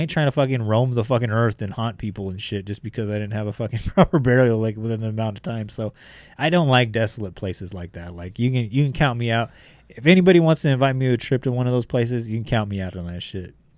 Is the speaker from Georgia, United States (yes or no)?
no; Bakersfield, California, United States; I'm coming from Bakersfield, California, where, like, one hundred fifteen degrees is, like, I'll be okay